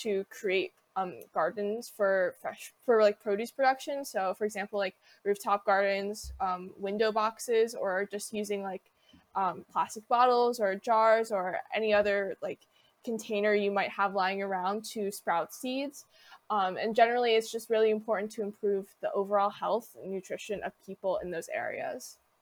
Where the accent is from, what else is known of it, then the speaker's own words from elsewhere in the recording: Wilmington, Delaware, United States; Wilmington, Delaware, which is my hometown